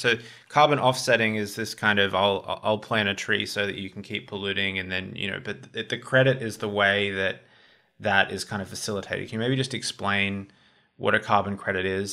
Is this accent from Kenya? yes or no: no; Australia; as an Australian